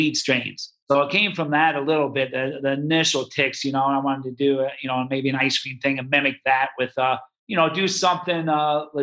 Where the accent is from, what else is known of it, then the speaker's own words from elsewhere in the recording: Nebraska, United States; moved away; also born or lived in Tempe, Arizona; I grew up in Nebraska.